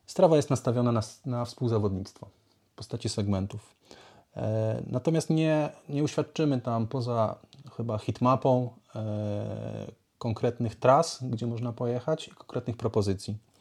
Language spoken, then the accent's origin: Polish; Lublin Voivodeship, Poland; also born or lived in Warsaw, Poland; now in Tricity, Poland; Pochodzę z Lubelszczyzny. Długo mieszkałem w Warszawie, tam pracowałem